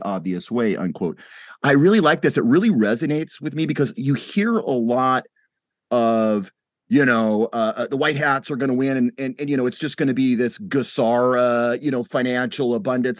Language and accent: English; United States; as an American